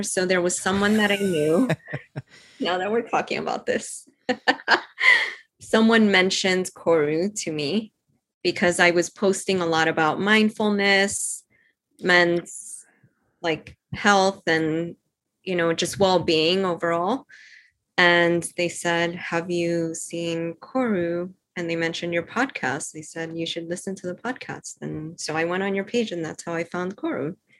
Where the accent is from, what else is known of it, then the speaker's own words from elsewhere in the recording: Cuba; born there; also born or lived in London, United Kingdom / New York, United States; So I was born in Cuba. So my, like, I'm meant to be like loving the heat and Caribbean